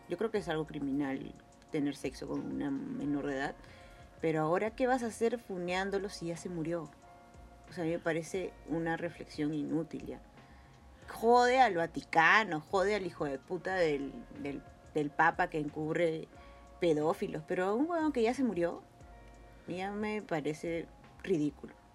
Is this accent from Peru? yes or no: yes; Peru; como peruanos